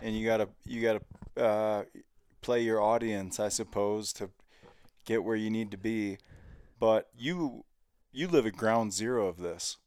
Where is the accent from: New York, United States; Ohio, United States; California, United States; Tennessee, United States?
Ohio, United States; Cincinnati; now in Montana, United States; I grew up in Cincinnati.